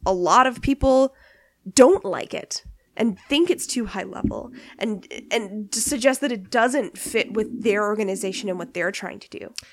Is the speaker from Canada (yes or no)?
yes; Canada; being Canadian